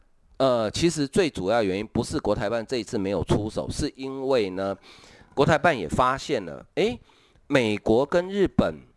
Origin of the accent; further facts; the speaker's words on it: Taiwan; 好，真的用一句我们台湾话，我不晓得中国的朋友听不听不懂哈